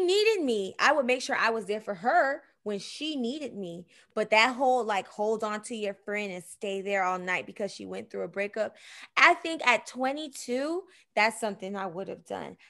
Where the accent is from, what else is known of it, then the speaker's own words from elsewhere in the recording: Miami, Florida, United States; I'm from Miami